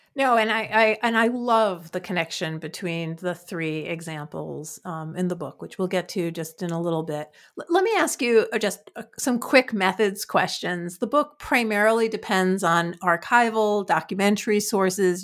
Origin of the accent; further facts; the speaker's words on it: New York City, New York, United States; I'm from Queens